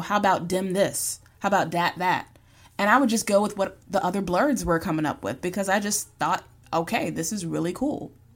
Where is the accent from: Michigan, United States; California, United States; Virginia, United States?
Virginia, United States; I'm from the South. I'm from Virginia. Y'all is a part of my vernacular